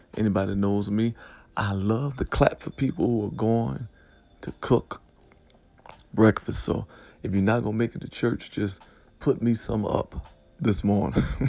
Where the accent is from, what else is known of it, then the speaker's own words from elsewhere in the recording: Detroit, Michigan, United States; I was raised in Detroit, right by Seven Mile and uh, Lasser